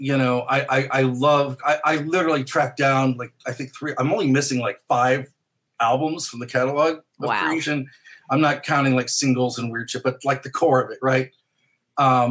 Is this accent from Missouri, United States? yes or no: yes; St. Louis, Missouri, United States; growing up in St. Louis, we would go to Chicago a lot because it was close.